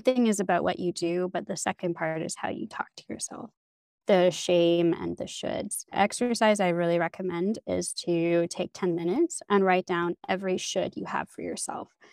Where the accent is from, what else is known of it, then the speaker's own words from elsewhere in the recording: Canada; moved away as an adult; now in Berlin, Germany; I grew up in Canada